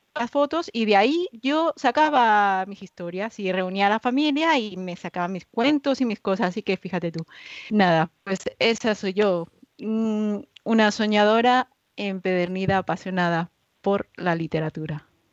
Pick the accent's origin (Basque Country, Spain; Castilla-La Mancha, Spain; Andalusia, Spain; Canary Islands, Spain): Andalusia, Spain; Málaga; soy malagueña, andaluza